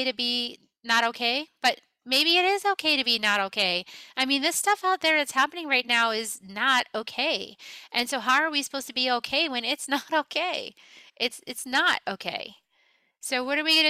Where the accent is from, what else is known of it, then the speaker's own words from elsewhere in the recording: New England, United States; also born or lived in Texas; I was born in Texas, but I was raised in New England.